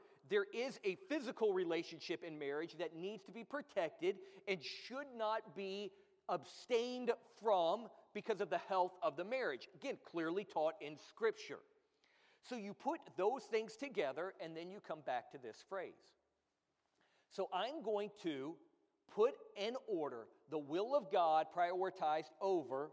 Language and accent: English; United States; being American